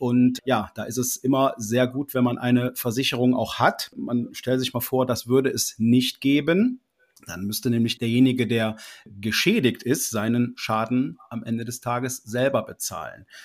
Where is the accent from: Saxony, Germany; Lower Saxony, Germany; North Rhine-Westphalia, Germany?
North Rhine-Westphalia, Germany; Dormagen; bin aus Dormagen, das liegt im Rheinland zwischen Düsseldorf und Köln